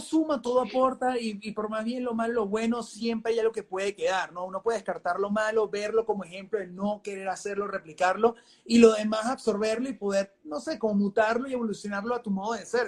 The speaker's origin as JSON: {"language": "Spanish", "country": "Venezuela", "moved": "yes", "said": "yo vengo de Venezuela"}